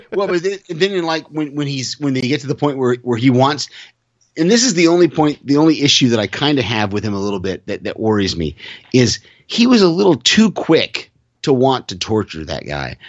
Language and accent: English; California, United States; moved away as an adult; also born or lived in Texas; I'm from the West Coast. I grew up in California